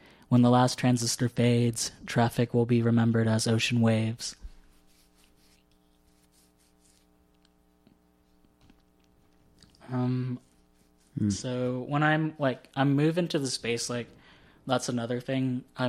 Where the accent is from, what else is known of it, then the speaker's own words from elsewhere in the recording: Southern United States, United States; a lot of my poems are situated in my existence as a Southerner, since it's the only kind of thing I have, like, a gauge for.